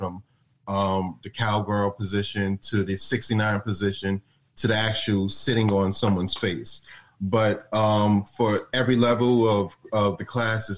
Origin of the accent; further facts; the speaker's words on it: New York City, New York, United States; moved away as an adult; now in Atlanta, United States; we're originally from Brooklyn, New York, but we currently live in Atlanta, Georgia